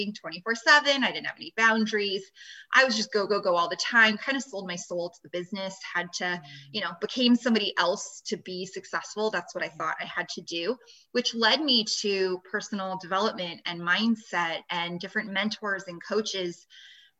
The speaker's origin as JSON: {"language": "English", "town": "Los Angeles", "region": "California", "country": "United States", "moved": "as an adult", "lives_now": "Las Vegas, United States", "said": "I'm from the Los Angeles area"}